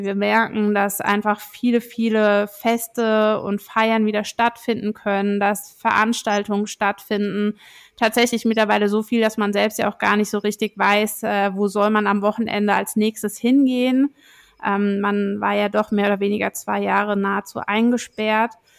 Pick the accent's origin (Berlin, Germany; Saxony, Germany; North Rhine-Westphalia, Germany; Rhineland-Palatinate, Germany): Rhineland-Palatinate, Germany; Rheinhessen; Ich bin selbst in Rheinhessen groß geworden